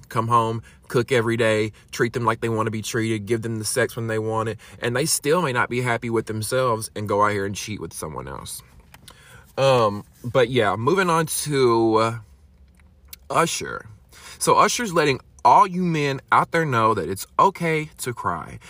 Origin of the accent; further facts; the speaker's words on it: Alabama, United States; I'm from Alabama